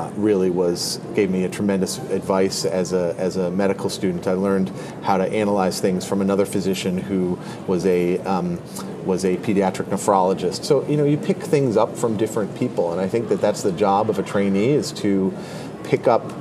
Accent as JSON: {"language": "English", "region": "Connecticut", "country": "United States", "tie": "born or raised there", "also_born_or_lived": "Washington, D.C. / Chicago", "moved": "as an adult", "said": "So I am originally from Connecticut. I grew up there"}